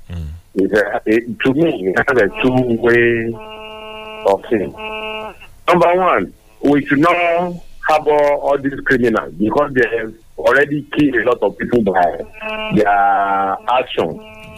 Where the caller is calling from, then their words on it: Ifo, Ogun State, Nigeria; from Ifo.